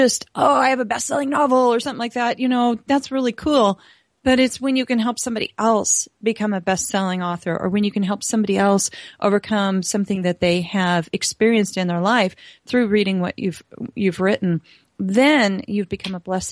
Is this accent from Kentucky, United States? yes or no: no; Montana, United States; I am from Montana